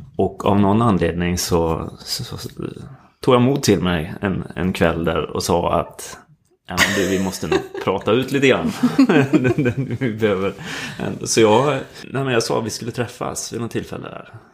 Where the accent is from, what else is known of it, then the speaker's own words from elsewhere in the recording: Skövde, Västra Götaland, Sweden; moved away as an adult; also born or lived in Stockholm; Vi kom från Skövde båda två men träffades i Stockholm istället